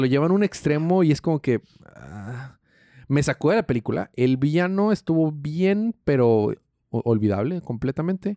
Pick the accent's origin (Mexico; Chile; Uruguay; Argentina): Mexico; Yo soy mexicano